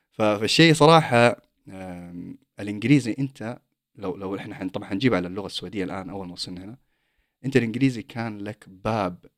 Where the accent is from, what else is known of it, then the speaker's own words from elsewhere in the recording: Saudi Arabia; now in Sweden; انا اصلا طلعت من السعوديه